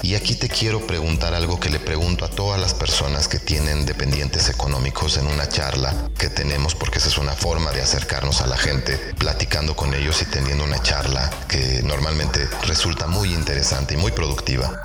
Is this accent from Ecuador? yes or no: no; Mexico; also born or lived in State of Mexico; soy mexicano, eh, vivo en el Estado de México